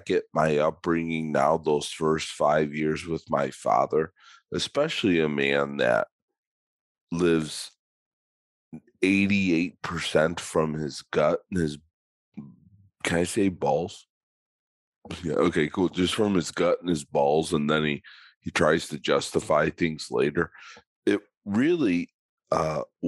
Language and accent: English; Chicago, Illinois, United States; I grew up in Chicago